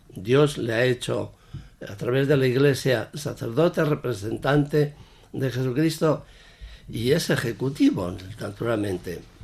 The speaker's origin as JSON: {"language": "Spanish", "town": "Sanchidrián", "region": "Castile and León", "country": "Spain", "tie": "born or raised there", "said": "párroco de mi pueblo, San Chidrián."}